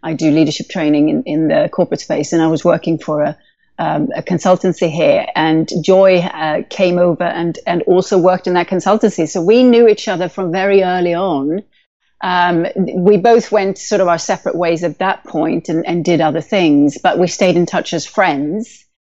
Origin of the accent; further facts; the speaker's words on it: India; also born or lived in Sweden / Canada; European by birth, Swedish by birth, but my mom worked for the Swedish Foreign Service. So I was brought up in India and in Canada.